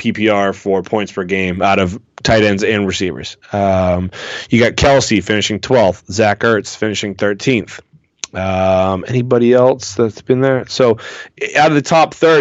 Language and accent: English; Boston, Massachusetts, United States; If you are from the Boston area like I am